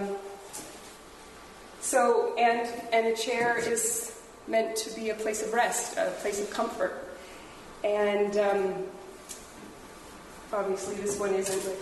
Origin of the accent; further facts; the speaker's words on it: Peterborough, Ontario, Canada; I was raised in Peterborough, and I've raised a family here as well